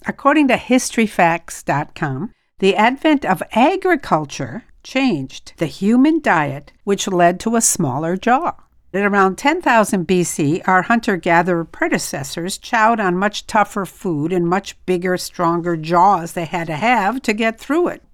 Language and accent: English; France; moved away; I'm from France